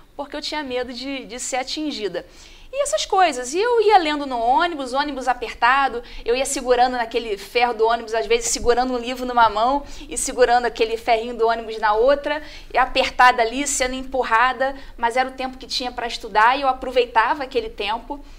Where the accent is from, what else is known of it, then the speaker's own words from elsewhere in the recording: Rio de Janeiro, Brazil; moved away as an adult; now in Botelhos, Brazil; sou carioca